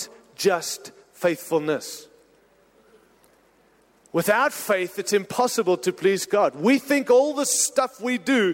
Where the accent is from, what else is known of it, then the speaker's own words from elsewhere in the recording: United States; I'm an American, married to an American, happy to live in America